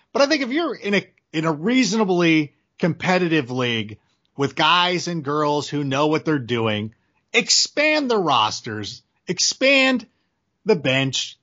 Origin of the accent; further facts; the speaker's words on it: Schaumburg, Illinois, United States; moved away; also born or lived in Park Ridge, Illinois; I was born in Schaumburg, actually the hospital's in Park Ridge. But I, I lived in Schaumburg for a while